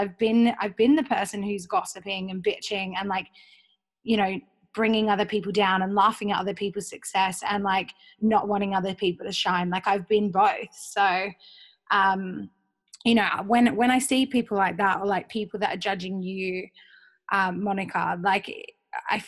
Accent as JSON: {"language": "English", "town": "Perth", "region": "Western Australia", "country": "Australia", "also_born_or_lived": "Sydney", "said": "I'm from Perth, everything's super insular."}